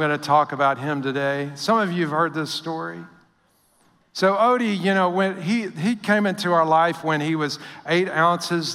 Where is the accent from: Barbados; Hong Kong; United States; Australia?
United States; Northwest Louisiana; moved away; also born or lived in Midwest; I was raised in Northwest Louisiana.